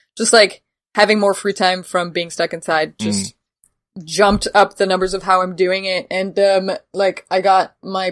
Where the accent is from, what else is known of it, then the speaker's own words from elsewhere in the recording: Montreal, Quebec, Canada; I'm actually Canadian